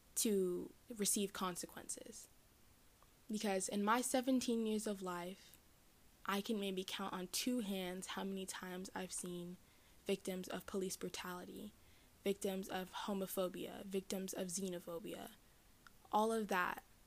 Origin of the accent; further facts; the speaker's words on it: the South, United States; I am from the South in the United States.